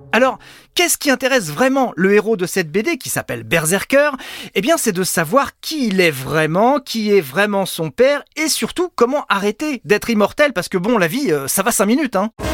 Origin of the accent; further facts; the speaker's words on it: France; chez nous en France